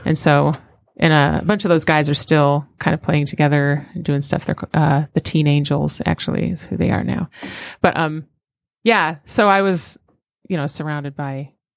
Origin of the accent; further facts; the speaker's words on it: Royal Oak, Michigan, United States; also born or lived in Detroit, Michigan / Saginaw, Michigan; I grew up in Royal Oak